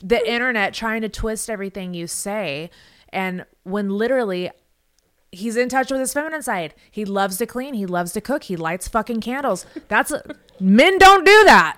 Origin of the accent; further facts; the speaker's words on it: Las Vegas, Nevada, United States; I grew up in Vegas